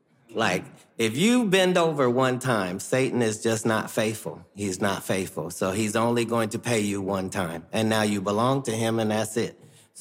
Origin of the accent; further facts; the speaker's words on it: Ohio, United States; I'm from Ohio, for crying out loud.